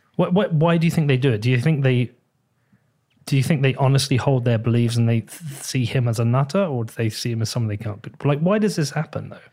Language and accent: English; United Kingdom; as a British person